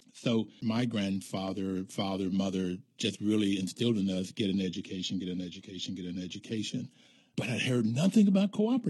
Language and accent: English; Bluefield, West Virginia, United States; Being an African American growing up in Bluefield, West Virginia